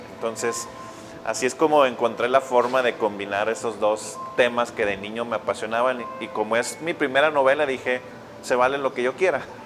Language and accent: Spanish; Monclova, Coahuila, Mexico; also born or lived in Monterrey; yo crecí en Monclova